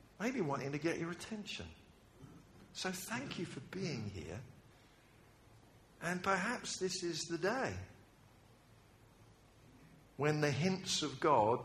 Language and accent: English; United Kingdom; I'm British